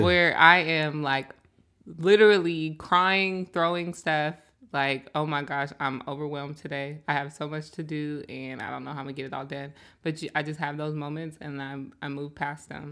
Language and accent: English; Seattle, Washington, United States; I'm from Seattle, born and raised, um, and I grew up out here, grew up in the South End